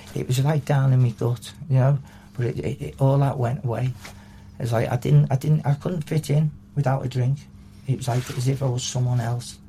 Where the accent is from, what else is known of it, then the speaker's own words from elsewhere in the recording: Liverpool, North West England, United Kingdom; I was born in Liverpool, in um, around this area